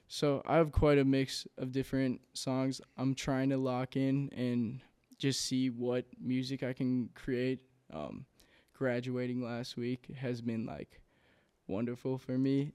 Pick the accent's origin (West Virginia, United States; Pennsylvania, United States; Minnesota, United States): Minnesota, United States; Inver Grove Heights; also born or lived in Saint Paul, Minnesota; from Invergrove Heights, uh, Minnesota. Uh, grew up there my entire childhood